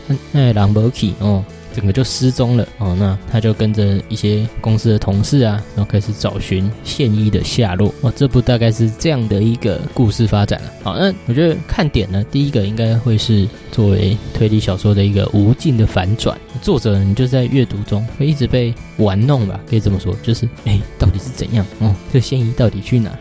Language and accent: Chinese; Taiwan; 我们台湾人